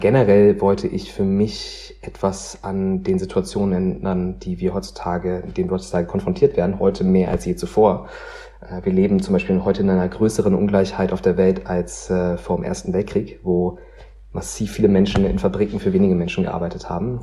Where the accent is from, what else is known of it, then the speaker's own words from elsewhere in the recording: Meckenheim, North Rhine-Westphalia, Germany; ich bin ja in Meckenheim-Rheinbach groß geworden, das ist bei Bonn